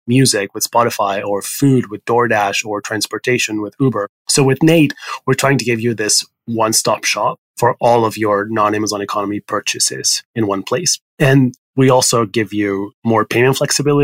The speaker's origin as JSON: {"language": "English", "town": "Barcelona", "region": "Catalonia", "country": "Spain", "tie": "born or raised there", "also_born_or_lived": "Paris, France / California, United States", "second_language": "English", "moved": "as an adult", "lives_now": "New York, United States", "said": "I'm Spanish. I was born in Barcelona in Spain, and then I grew up sort of between Barcelona and Paris."}